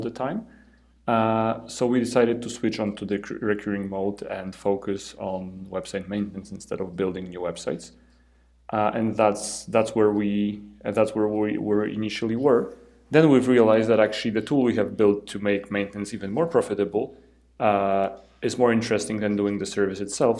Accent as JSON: {"language": "English", "country": "Poland", "said": "I'm from Poland"}